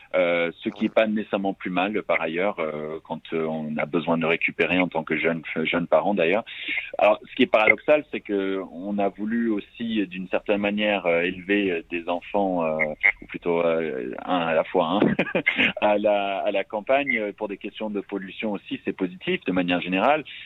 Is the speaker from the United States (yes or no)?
yes; United States; now in France; je, suis américain, euh, franco-américain, j'ai grandi aux États-Unis